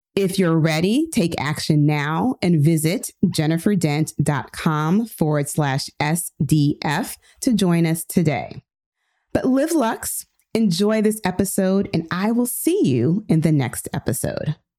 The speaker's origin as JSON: {"language": "English", "town": "Philadelphia", "region": "Pennsylvania", "country": "United States", "tie": "born or raised there", "also_born_or_lived": "Hampton, Virginia / Indiana", "said": "I am from West Philadelphia, born and raised. I still live in Philly"}